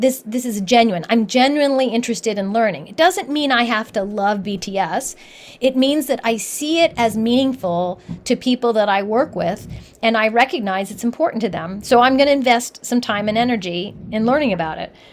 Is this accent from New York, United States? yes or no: no; Columbus, Ohio, United States; moved away; I grew up in Columbus, Ohio